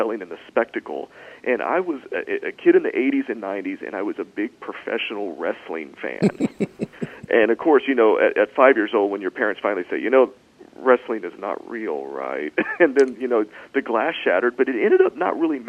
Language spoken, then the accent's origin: English; Fredericksburg, Texas, United States; moved away as an adult; now in Mississippi, United States; I'm originally from Texas, and I come from down in the Texas Hill Country in Fredericksburg.